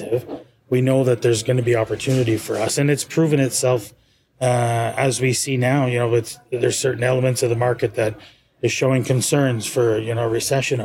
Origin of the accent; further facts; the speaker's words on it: Canada; moved away as an adult; also born or lived in Dubai; now in South Florida, United States; I'm from Canada